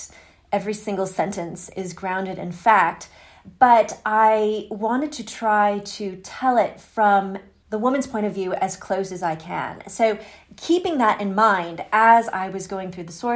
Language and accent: English; United States; I am an American and I'm living in the United States right now